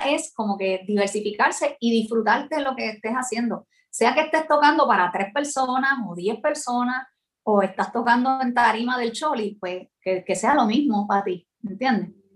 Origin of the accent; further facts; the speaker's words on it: San Juan, Puerto Rico; also born or lived in Ponce, Puerto Rico / United States; me crié en San Juan porque mis ah. papás se mudaron rápido